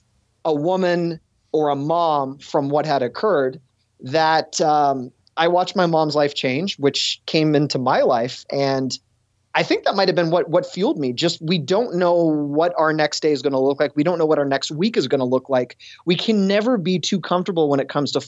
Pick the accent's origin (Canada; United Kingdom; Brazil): Canada; Toronto, Ontario; moved away as an adult; also born or lived in Buffalo / Cleveland, Ohio; born and raised in Toronto